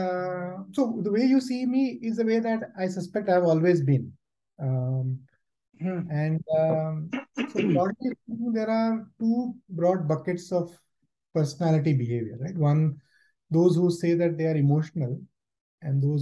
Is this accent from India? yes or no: yes; India; moved away as an adult; also born or lived in Germany; now in United Kingdom; I was born and brought up in India